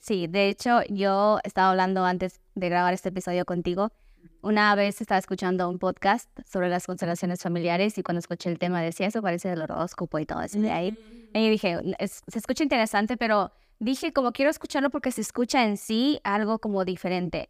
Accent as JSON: {"language": "Spanish", "country": "Ecuador", "moved": "yes", "said": "soy de Ecuador, pero me mudé a otro país"}